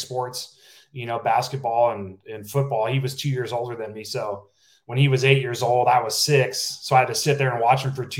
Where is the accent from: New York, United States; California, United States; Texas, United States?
California, United States; Napa; I'm from a small town, Napa, California. Not too many people from my hometown have gone on to play